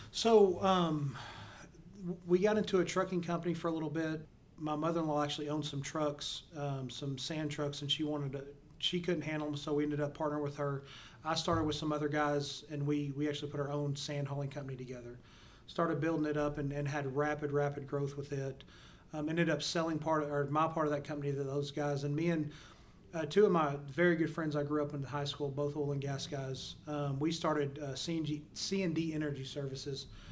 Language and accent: English; Perrin, Texas, United States; grew up in a small town uh, called Perrin, Texas